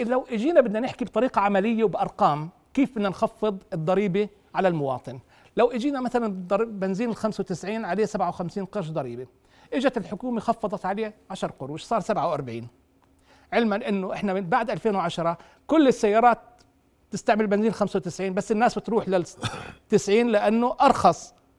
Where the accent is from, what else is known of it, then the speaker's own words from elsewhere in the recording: Jordan; عندنا بالاردن